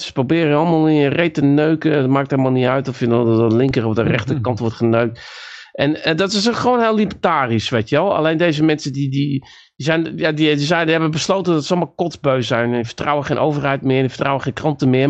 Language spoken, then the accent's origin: Dutch; North Brabant, Netherlands; also born or lived in Friesland; ik kwam dan uit Brabant